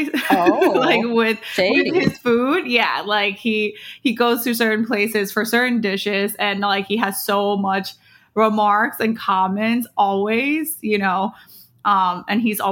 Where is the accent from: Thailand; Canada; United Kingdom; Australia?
Thailand; also born or lived in United States; now in New York City, United States; I moved to Thailand when I was 2 years old.